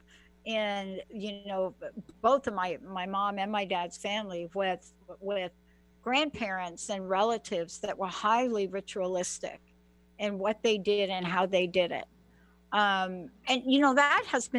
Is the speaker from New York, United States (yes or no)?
yes; New York City, New York, United States; I'm a girl from the Bronx.